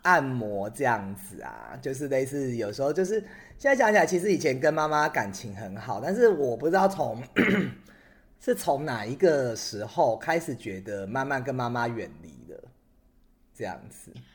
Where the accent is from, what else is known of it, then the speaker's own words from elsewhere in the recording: Taiwan; 我爸爸是闽南人，在台湾，就是我们小时候讲闽南语